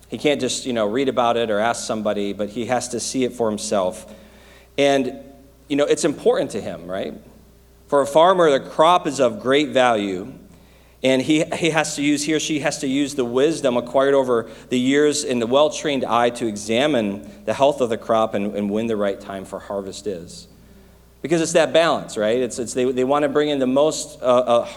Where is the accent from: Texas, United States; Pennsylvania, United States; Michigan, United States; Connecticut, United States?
Michigan, United States; moved away; I grew up in Michigan